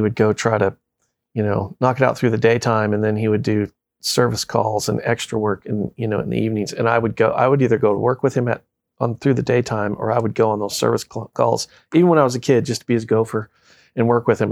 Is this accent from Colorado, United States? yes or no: yes; Colorado Springs, Colorado, United States; moved away as an adult; now in Kentucky, United States; I grew up in Colorado, Colorado Springs, which is a very transient community because we have so much military and stuff.